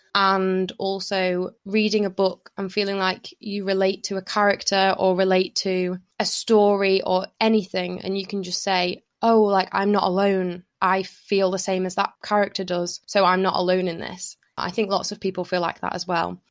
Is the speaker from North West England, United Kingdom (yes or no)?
yes; Lytham, North West England, United Kingdom; I had, like, a really happy childhood kind of growing up in Lytham